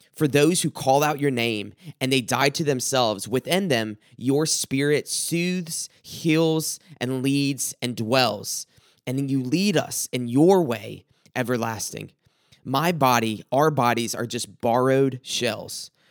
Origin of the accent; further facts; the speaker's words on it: South Carolina, United States; growing up in South Carolina